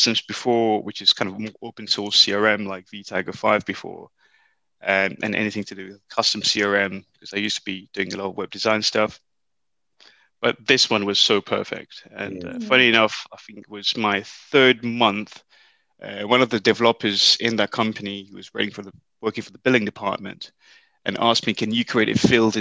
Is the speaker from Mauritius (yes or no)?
yes; Mauritius; moved away as an adult; now in United Kingdom; I was brought up in Mauritius. This is where I did my A-levels.